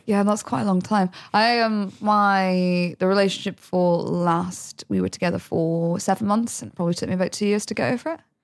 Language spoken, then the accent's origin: English; United Kingdom; now in London, United Kingdom; I grew up in the Midlands